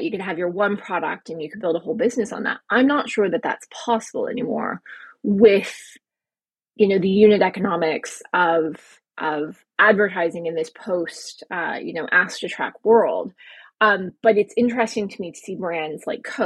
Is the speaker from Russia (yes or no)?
no; United States; moved away as an adult; also born or lived in Paris, France; now in Europe; I'm American